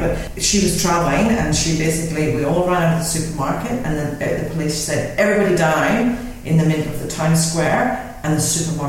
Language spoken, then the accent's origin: English; Northern Ireland, United Kingdom; the secret of growing up in Northern Ireland is not to get involved in any related things whatsoever.